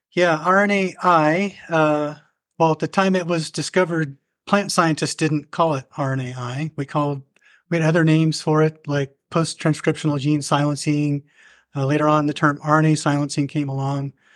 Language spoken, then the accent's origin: English; Southeast Iowa, United States; also born or lived in Berkeley, California; I grew up in Southeast Iowa on a farm